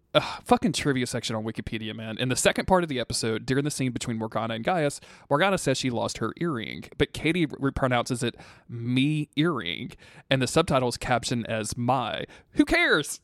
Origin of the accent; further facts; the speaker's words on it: the South, United States; I was raised in the South